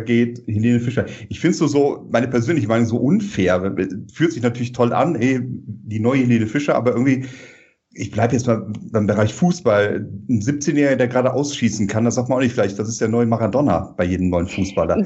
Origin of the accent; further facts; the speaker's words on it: Rhineland, Germany; als Rheinländer